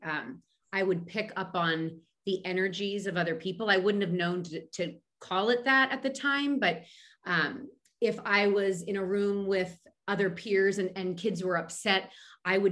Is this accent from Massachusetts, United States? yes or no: no; Philadelphia, Pennsylvania, United States; I'm a girl from Philadelphia.